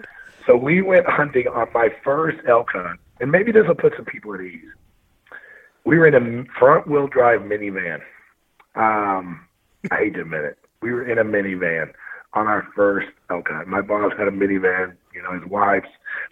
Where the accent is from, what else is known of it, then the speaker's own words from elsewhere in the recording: Missouri, United States; Oh yeah, I'm born and raised from Missouri.